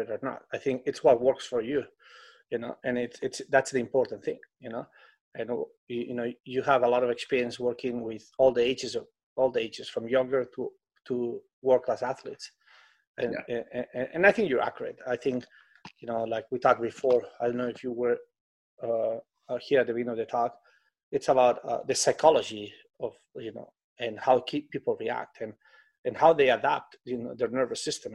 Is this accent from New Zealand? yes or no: no; Spain; English is a second language; moved away as an adult; now in United States; When I came to America, I couldn't speak English